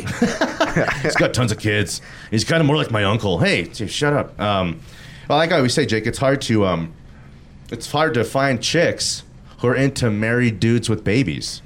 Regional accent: Denver, Colorado, United States; We're from Denver, Colorado

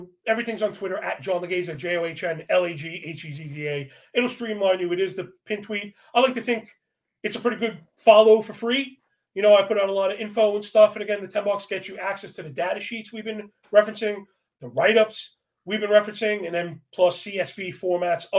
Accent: New York, United States; growing up in New York

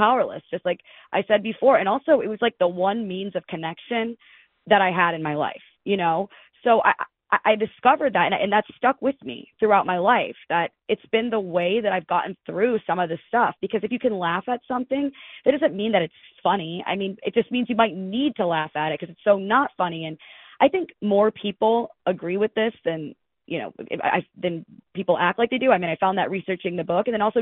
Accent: Detroit, Michigan, United States; moved away as an adult; I'm from the Detroit area

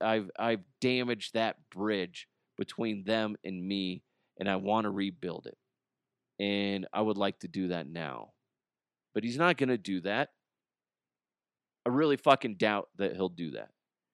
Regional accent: New York, United States; so I could play in front of the Knicks. Okay? That's where I grew up. That's my hometown.

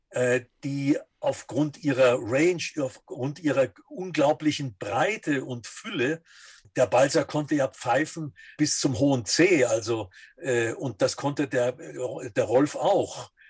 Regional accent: Dresden, Saxony, Germany; Also ich bin 1938 geboren und habe noch einen ganz schönen Schippel vom Zweiten Weltkrieg mitbekommen und bin dann im Nachkriegsdeutschland in Dresden äh, gewesen, und das war die russische Zone.

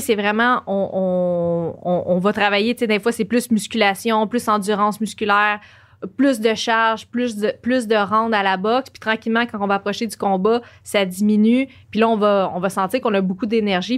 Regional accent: Joliette, Quebec, Canada; moved away as an adult; now in Montreal, Canada; je viens de Joliette.

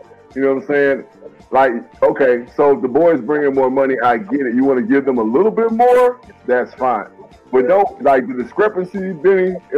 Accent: Mississippi, United States; I'm from Mississippi

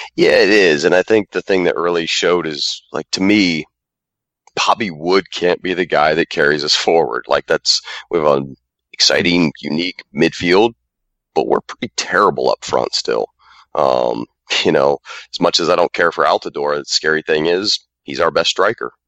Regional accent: United States; also born or lived in Lithuania; I'm actually an American uh, with the German heritage

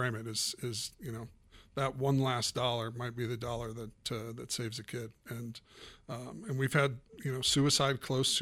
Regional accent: Erie, Colorado, United States; I grew up in Erie, still live in Erie

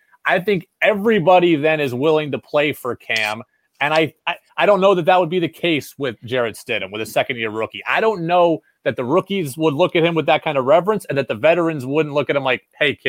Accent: Seattle, Washington, United States; when I grew up in Seattle

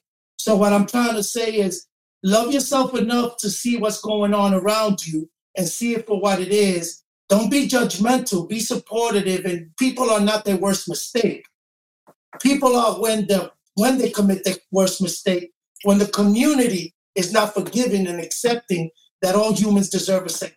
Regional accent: New York City, New York, United States; I have four sisters and I grew up in East New York.

